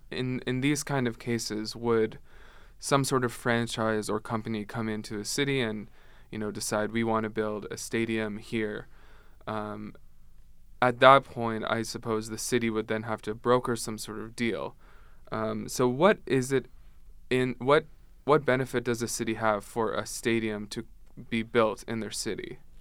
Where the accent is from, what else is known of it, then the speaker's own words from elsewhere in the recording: Ottawa, Ontario, Canada; I'm from Ottawa myself